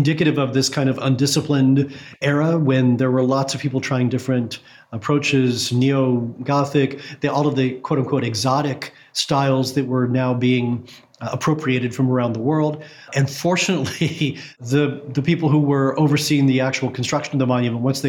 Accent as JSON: {"language": "English", "region": "Kentucky", "country": "United States", "tie": "born or raised there", "moved": "yes", "said": "my home state of Kentucky"}